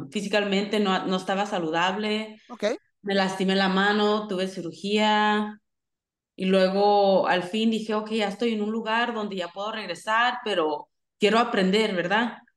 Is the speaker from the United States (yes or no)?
yes; United States; me encanta ser mexicana y aunque aquí yo nací en los Estados Unidos, sí representando los dos países